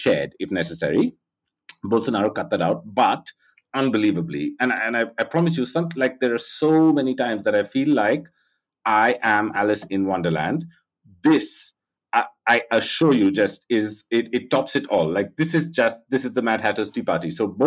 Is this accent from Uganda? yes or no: no; India; I grew up in India